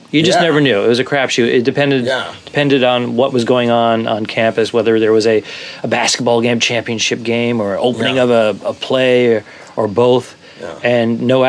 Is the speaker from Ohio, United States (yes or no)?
no; Rhode Island, United States; moved away; also born or lived in Boston / New York City; I lived in Boston for many, many years, but I'm originally from Rhode Island